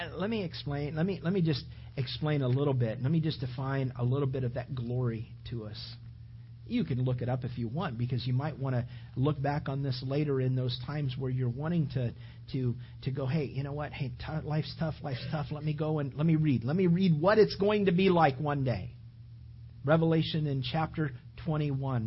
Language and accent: English; California, United States; now in Sarasota area, Florida, United States; I grew up in California